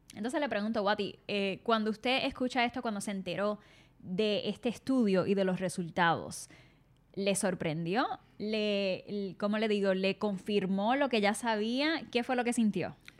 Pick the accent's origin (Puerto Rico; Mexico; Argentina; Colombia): Puerto Rico; los boricuas